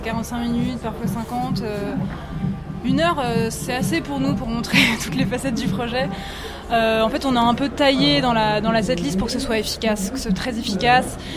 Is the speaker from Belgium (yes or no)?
no; Rezé, Pays de la Loire, France; je viens de Rezé, à côté de Nantes, donc je viens de l'Ouest